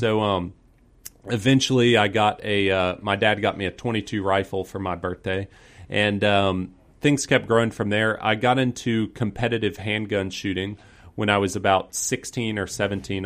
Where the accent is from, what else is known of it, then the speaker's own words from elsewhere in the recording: Peachtree Corners, Georgia, United States; I grew up in the Peachtree Corners, North Cross area, so just north of Atlanta.